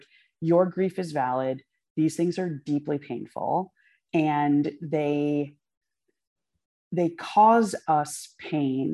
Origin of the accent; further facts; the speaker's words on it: Poughkeepsie, New York, United States; I was born in Poughkeepsie, New York. Like, I am an American